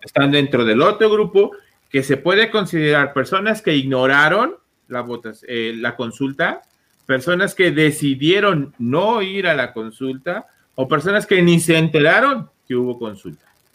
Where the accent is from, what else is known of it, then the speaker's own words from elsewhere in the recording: Mexico; como mexicanos